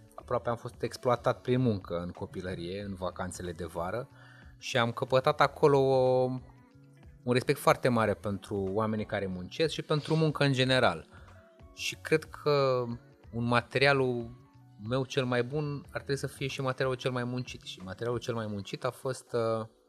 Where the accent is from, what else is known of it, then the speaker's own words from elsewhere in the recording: Moldavia, Romania; eu sunt de la Moldova, de acolo sunt ca și ei.